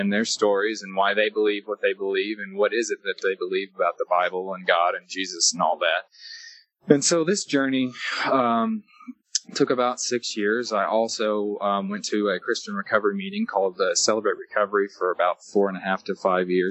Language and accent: English; Lebanon, Tennessee, United States; moved away; I was raised in Lebanon, Tennessee, and then I moved at 13 to go live with my aunt and uncle